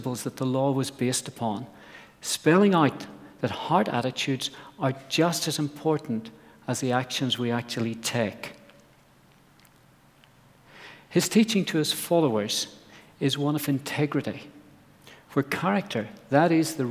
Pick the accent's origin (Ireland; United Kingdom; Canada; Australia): Ireland; I grew up in Ireland on an apple farm